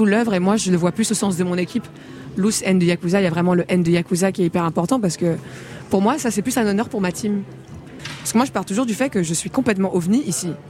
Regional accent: Rwanda; also born or lived in DR Congo; Je suis rwandaise congolaise.

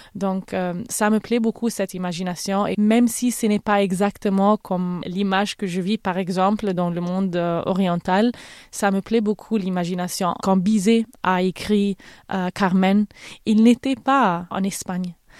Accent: Cairo, Cairo Governorate, Egypt; French is a second language; moved away as an adult; also born or lived in Berlin / Milan; now in London, United Kingdom; Je suis née en Égypte, j'ai grandi au Caire, je parle arabe évidemment, mais j'ai fait mes études à Berlin et à Milan et maintenant je vis à Londres

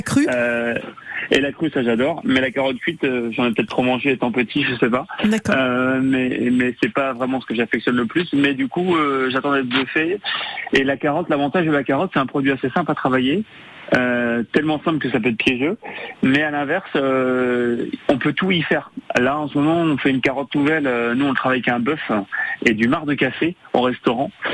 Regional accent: Quintin?, Côtes-d'Armor, Brittany, France; now in Carantec, France; Costard mauritain de cœur, parce que je suis originaire de Gosson, euh, en plein Côte d'Armor

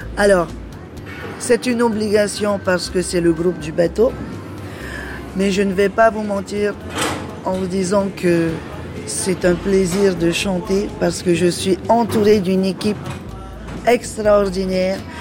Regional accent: Marquesas Islands, French Polynesia; je suis de l'archipel des Marquises

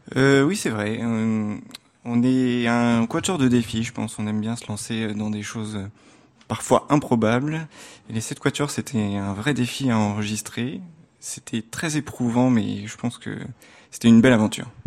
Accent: Caen, Normandy, France; je suis né en Normandie, au bord de la mer, ah presque, presque au bord de la mer, à Caen

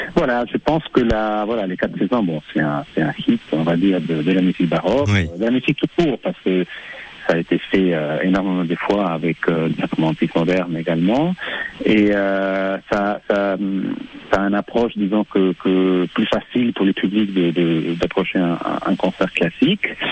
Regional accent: Argentina; moved away; mes origines, euh, argentins, je, car je suis né en Argentine

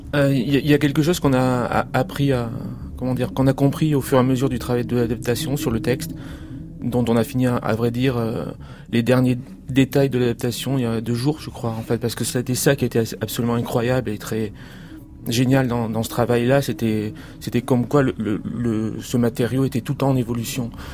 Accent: Pau, Nouvelle-Aquitaine, France; je suis né à Pau

